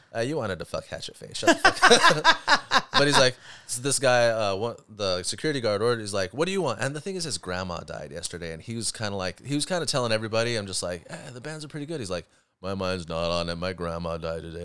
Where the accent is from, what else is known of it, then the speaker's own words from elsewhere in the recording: Huntington Beach, California, United States; I grew up in Huntington Beach